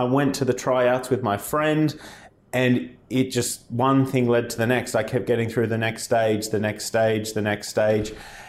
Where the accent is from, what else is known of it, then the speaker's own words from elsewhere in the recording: Australia; accent: Australian; moved away as an adult; now in United Kingdom; I am from Australia, as you can tell by my voice and many of my employees that work here. I came over here as a backpacker in 2012.